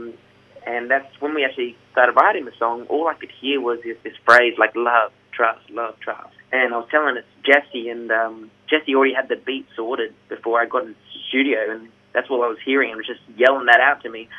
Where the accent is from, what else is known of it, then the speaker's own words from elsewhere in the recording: Gold Coast, Queensland, Australia; we're from the Gold Coast